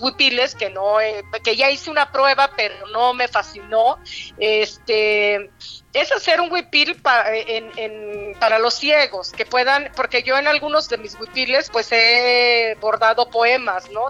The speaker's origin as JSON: {"language": "Spanish", "town": "Juchitán", "region": "Oaxaca", "country": "Mexico", "tie": "born or raised there", "said": "nací en Juchitán, mi abuela igual, mi mamá igual"}